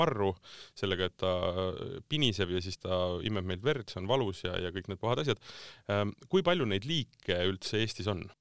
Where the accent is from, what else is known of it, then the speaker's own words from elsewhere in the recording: Tartu, Tartu County, Estonia; ma olen ise Tartust pärit